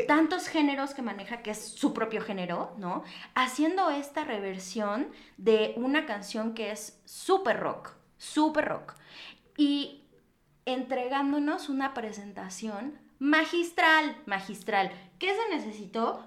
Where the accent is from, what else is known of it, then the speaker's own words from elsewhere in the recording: Mexico; como mexicanos o como latinoamericanos